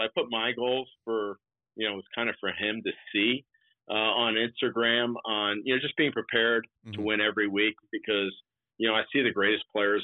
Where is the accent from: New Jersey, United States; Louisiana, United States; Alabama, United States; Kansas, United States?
New Jersey, United States; Ridgewood; now in Orlando, United States; I'm from New Jersey. It kind of comes naturally to use that language